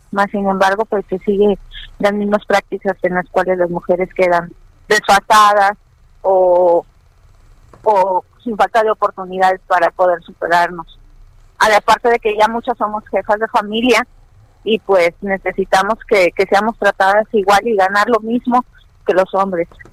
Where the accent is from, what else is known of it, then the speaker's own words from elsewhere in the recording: Mexico; somos mexicanos